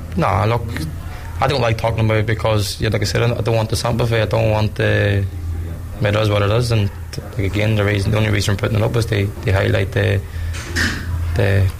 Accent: Ireland; I'm a white Irish man

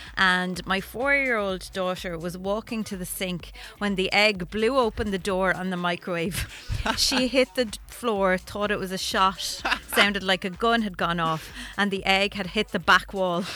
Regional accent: Wexford, Leinster, Ireland; I'm from Wexford

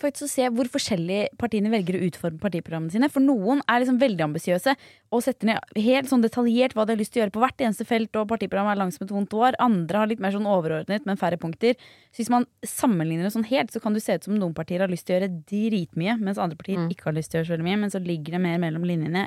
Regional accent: Bærum, Akershus, Norway; Jeg er jo fra Bærum

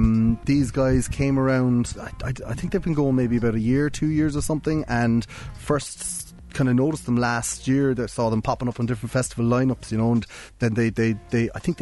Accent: Cork, Munster, Ireland; they came from Waterford, we come from Cork

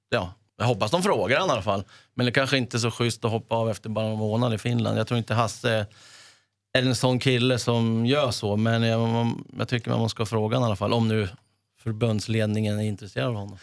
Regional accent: Sweden; also born or lived in Italy / Leeds, England; vi hade ett grustag hemma där i närheten och där jag bodde Finfro

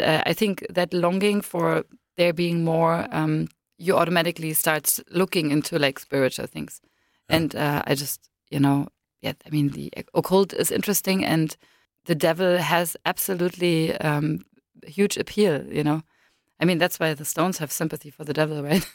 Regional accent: Berlin, Germany; I was born in East Berlin, behind the wall, so I'm sort of a dinosaur. And when I was six, we moved from East Berlin to West Berlin

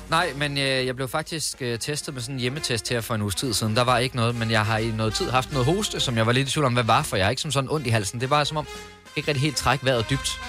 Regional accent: Jutland, Denmark; moved away; jeg er vokset op i Jylland, hvor der virkelig ikke skete så meget

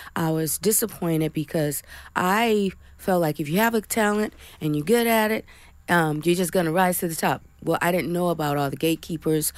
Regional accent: Flint, Michigan, United States; my hometown, Flint, Michigan

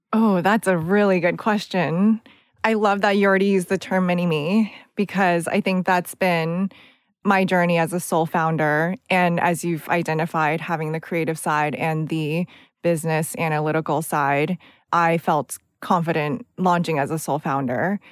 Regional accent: United States; accent: American; moved away; also born or lived in California; I did a lot of student government growing up in the United States

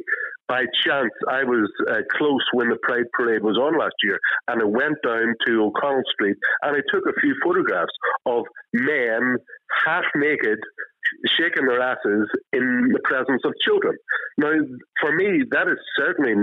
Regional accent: Derry, Northern Ireland, United Kingdom; I grew up in Derry during the Troubles.

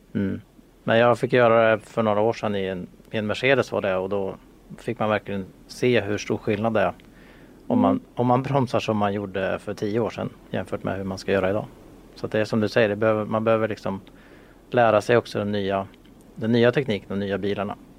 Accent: Sweden; vi svenskar

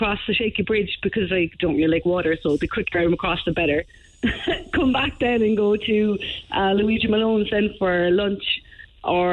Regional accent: Cork, Munster, Ireland; accent: Cork; now in Donegal, Ireland; Never lose my Cork accent

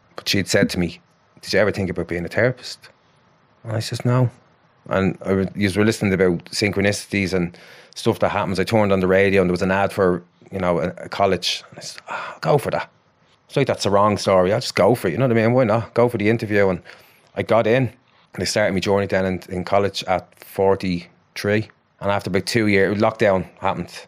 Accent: Ballymore, Ireland; it's my hometown club, you know, it's only up the road

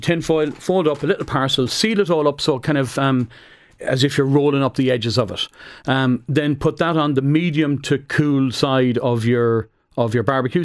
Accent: Roscommon, Connacht, Ireland; I'm from Roscommon

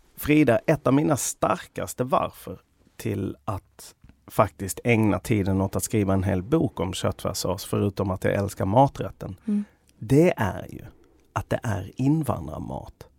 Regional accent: Sweden; jag där som svensk

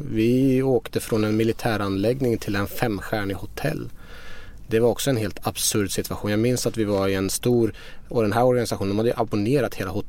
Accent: Iran; now in Sweden; Jag växte upp i Iran. Mina föräldrar var studenter och eh, politiskt engagerade i Iran.

